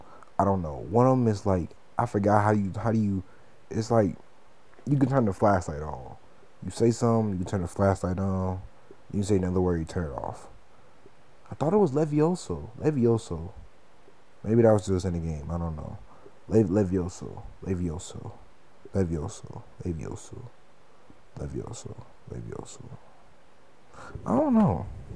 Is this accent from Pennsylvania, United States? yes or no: no; Detroit, Michigan, United States; I don't like new Detroit music. And that's weird because I'm from Detroit.